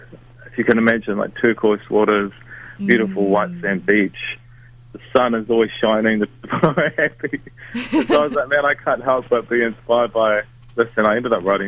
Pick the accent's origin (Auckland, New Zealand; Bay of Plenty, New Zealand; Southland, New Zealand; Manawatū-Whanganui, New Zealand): Manawatū-Whanganui, New Zealand; Whanganui; Growing up in Whanganui, you know, we're right by the river